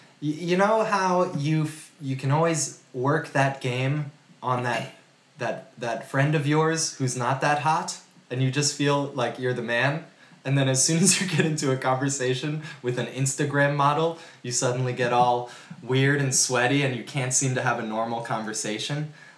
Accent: New York City, New York, United States; We're from New York City. Sorry if you didn't grow up with that narrative.

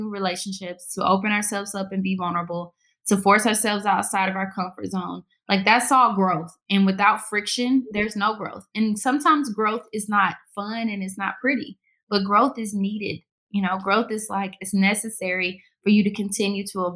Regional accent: the South, United States; moved away as an adult; also born or lived in Pittsburgh / New York / South Florida; I'm from the South

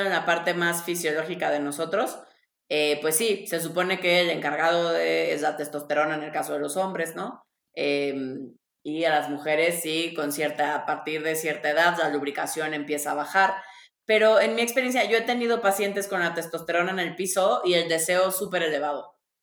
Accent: Tabasco, Mexico; yo soy de Tabasco

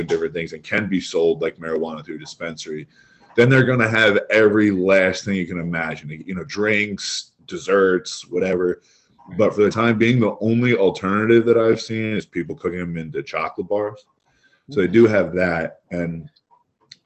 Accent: Philadelphia, Pennsylvania, United States; I'm from Philadelphia

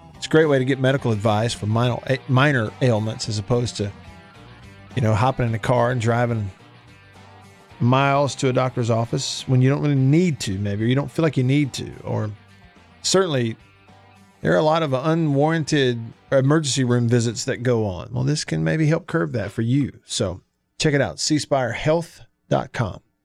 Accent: Alabama, United States; moved away as an adult; now in Mississippi, United States; I'm born and raised in Alabama

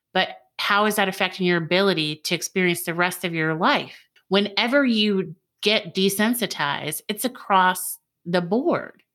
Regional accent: United States; now in Georgia, United States; I was born in the United States

